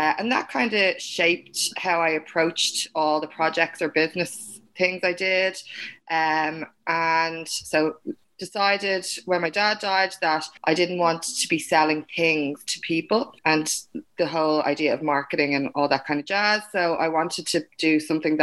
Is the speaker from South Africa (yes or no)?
no; Dublin, Leinster, Ireland; Myself and Brendan grew up in the same area in Kingswood.